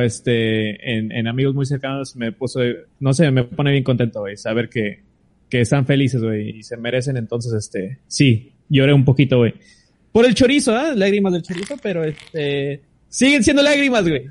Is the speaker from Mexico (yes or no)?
yes; Tijuana, Baja California, Mexico; nosotros somos de Tijuana